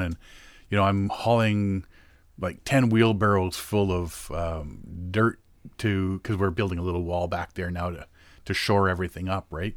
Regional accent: Moosonee, Ontario, Canada; moved away; when I grew up in Moosonee

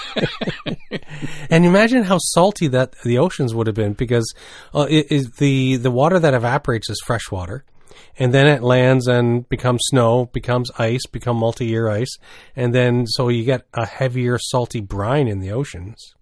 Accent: New Brunswick, Canada; growing up in New Brunswick

